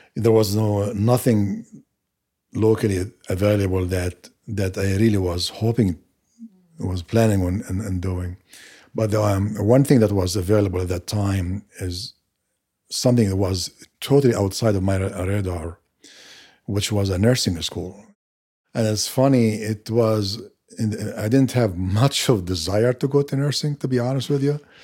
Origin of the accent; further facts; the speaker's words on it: Maghazi refugee camp, Gaza Strip, Palestine; moved away as an adult; now in United States; I lived my first twenty-eight years in Gaza, or to be precise, in, in a refugee camp, uh, called Magazi.